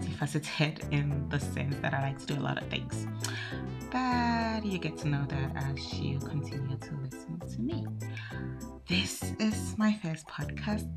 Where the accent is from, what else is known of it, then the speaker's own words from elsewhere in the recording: Ghana; moved away as an adult; now in Denmark; I am Ghanaian and I live in Denmark by virtue of the fact that I married a Dane and had to move here